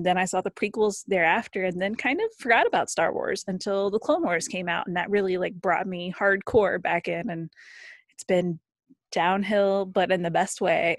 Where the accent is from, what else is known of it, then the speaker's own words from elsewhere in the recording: Ohio, United States; I'm from Ohio, kind of in the middle of the country. So it was a big deal to go to California.